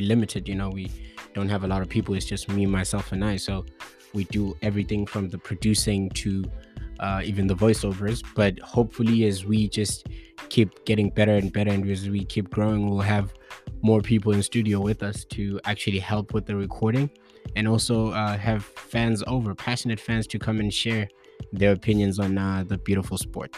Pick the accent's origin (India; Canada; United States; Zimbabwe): Zimbabwe; Bulawayo; I hail from Bulawayo